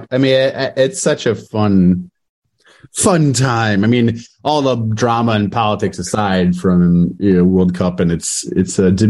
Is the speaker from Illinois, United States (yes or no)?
yes; Chicago, Illinois, United States; moved away as an adult; now in Northwest Indiana, United States; I was born in Chicago.